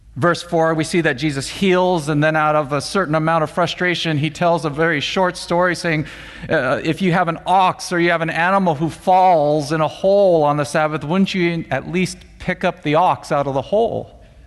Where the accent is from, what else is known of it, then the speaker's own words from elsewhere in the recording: Monterey Park, California, United States; I grew up more specifically in Monterey Park and uh, attended Alhambra High School.